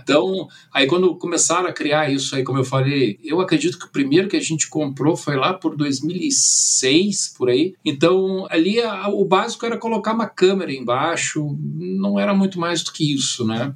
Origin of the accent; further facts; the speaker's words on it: Brazil; also born or lived in Germany; eu nasci na Alemanha, vim com nove anos, né? meu, meu pai era engenheiro, ele veio para o Brasil